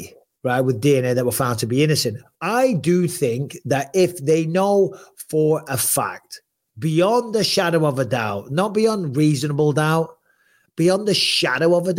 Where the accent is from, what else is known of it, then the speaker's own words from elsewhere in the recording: England, United Kingdom; moved away as an adult; now in California, United States; being English, having lived in the UK and lived in the States